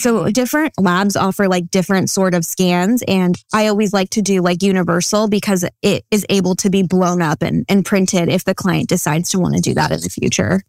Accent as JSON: {"language": "English", "town": "Santa Clarita", "region": "California", "country": "United States", "tie": "born or raised there", "lives_now": "Ventura, United States", "said": "the lab is based out of my hometown, Santa Clarita"}